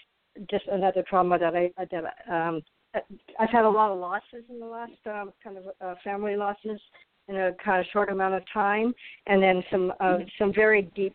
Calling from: Arizona, United States; I'm calling from Arizona, and the weather is it's very dry, about 102 degrees

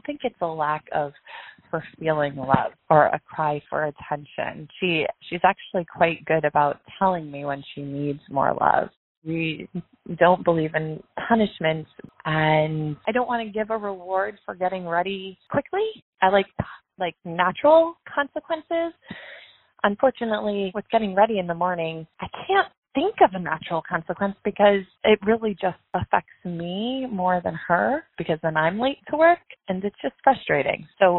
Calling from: New Hampshire, United States; I'm calling from New Hampshire.

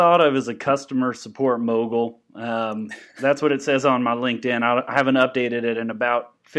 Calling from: Lubbock, Texas, United States; Yes, I'm calling you from Lubbock, Texas. I'm out here. I'm calling from a payphone.

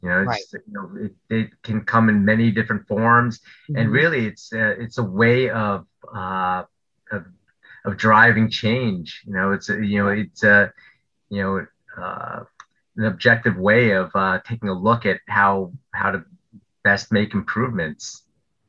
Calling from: Millburn, New Jersey, United States; I'm joining you from New Jersey. I live in New Jersey, town called Millburn, New Jersey. People might know it by the mall that's near us, Short Hills Mall.

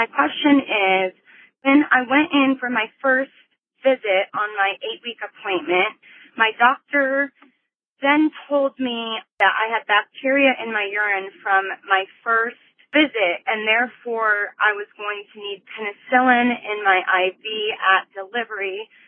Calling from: Denver, Colorado, United States; I'm calling from Denver.

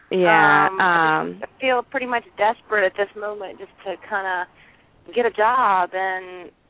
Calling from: Virginia, United States; Hi, I'm calling from Virginia

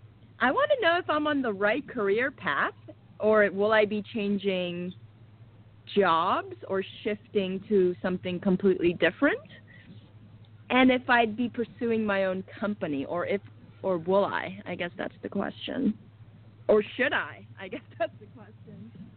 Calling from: Los Angeles, California, United States; I'm calling from Los Angeles, California.

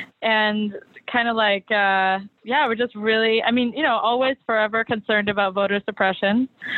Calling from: New York City, New York, United States; I'm calling from Harlem.

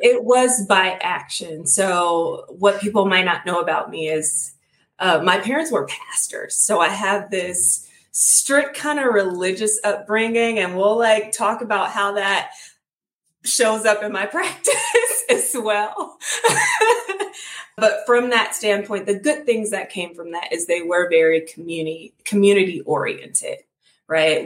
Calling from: Los Angeles, California, United States; I am calling from my own my home office in Los Angeles, California

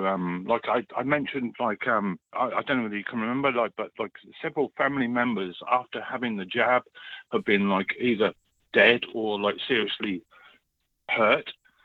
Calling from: East of England, United Kingdom

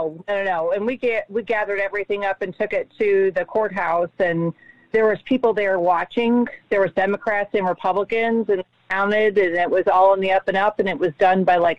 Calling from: Eaton, Ohio, United States; I'm calling from Eaton, Ohio.

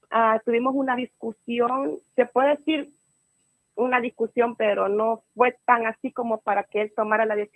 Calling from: California, United States; Ah, ah de California.

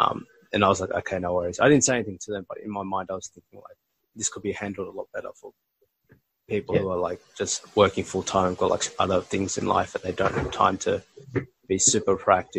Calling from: Melbourne, Victoria, Australia; I'm calling you from Melbourne right now.

